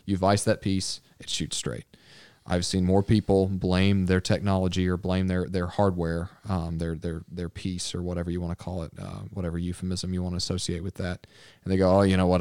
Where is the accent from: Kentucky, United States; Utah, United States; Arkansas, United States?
Arkansas, United States; also born or lived in Texas; I grew up in Arkansas, but I was born in Texas.